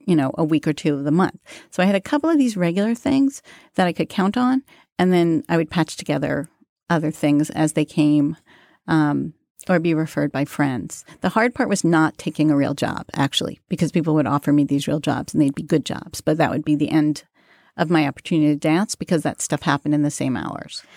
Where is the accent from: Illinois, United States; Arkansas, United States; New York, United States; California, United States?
New York, United States; New York City; I grew up in Queens